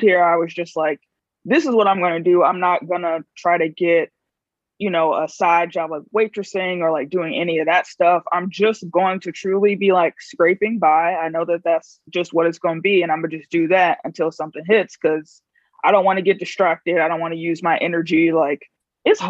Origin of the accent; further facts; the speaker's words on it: Chicago, Illinois, United States; moved away as an adult; also born or lived in New Haven / Minneapolis / Bay Area; I'm originally from Chicago.